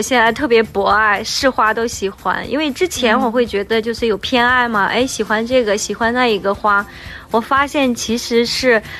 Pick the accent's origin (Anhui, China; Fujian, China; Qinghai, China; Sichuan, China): Qinghai, China; now in Beijing, China; 我是青海人，从小都大生活在草原上